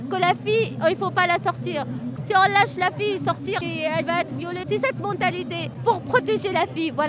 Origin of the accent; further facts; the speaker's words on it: Annaba, Annaba Province, Algeria; moved away as an adult; now in France; Je suis d'Anaba.